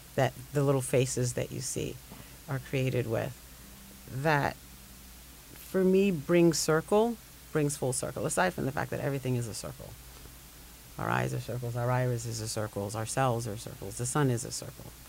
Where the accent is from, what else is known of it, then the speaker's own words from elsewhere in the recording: Jamaica; now in Brooklyn, United States; I'm Jamaican born, Brooklyn based